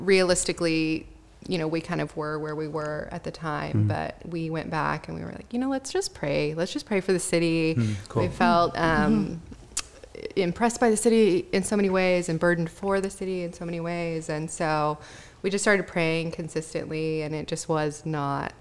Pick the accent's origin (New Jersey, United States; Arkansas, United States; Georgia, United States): Arkansas, United States; moved away as an adult; now in San Francisco, United States; I'm from Arkansas as well.